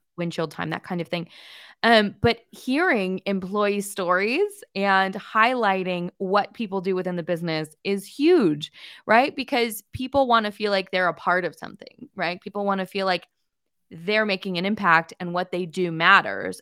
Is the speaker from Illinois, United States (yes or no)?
no; Pasadena, California, United States; I'm from Pasadena